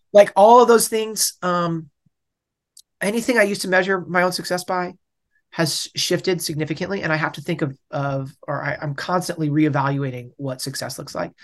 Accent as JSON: {"language": "English", "town": "Bellingham", "region": "Washington", "country": "United States", "tie": "born or raised there", "also_born_or_lived": "Boulder", "said": "I'm from Bellingham, Washington, which is, like, as far upper left of the United States as you can basically get"}